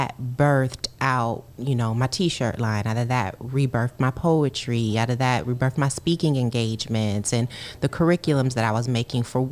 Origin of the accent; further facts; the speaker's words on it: Kalamazoo, Michigan, United States; My family, my parents are both from there, but you know, I grew up in Kalamazoo